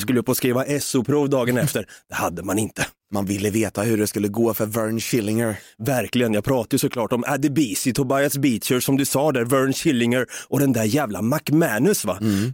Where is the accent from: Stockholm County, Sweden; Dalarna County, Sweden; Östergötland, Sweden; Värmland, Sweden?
Östergötland, Sweden; Norrköping; Vi är från Norrköping.